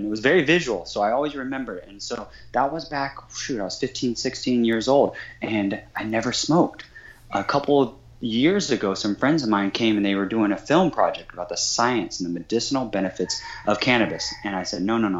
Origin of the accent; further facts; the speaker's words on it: Kansas, United States; growing up in Kansas on a 40-acre farm in Kansas